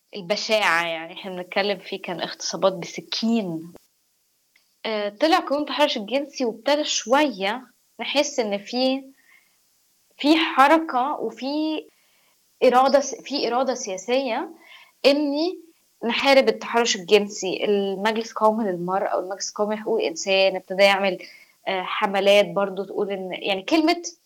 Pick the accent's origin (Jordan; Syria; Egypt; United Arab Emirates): Egypt; انا مصريه